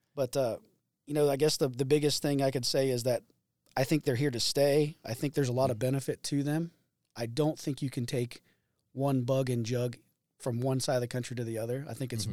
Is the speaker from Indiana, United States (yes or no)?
yes; Greensburg, Indiana, United States; I'm from Greensburg, Indiana